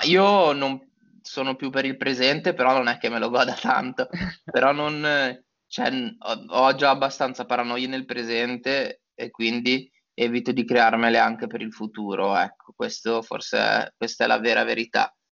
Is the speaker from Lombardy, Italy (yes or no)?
no; Genoa, Liguria, Italy; moved away as an adult; also born or lived in Turin; now in Milan, Italy; io sono genovese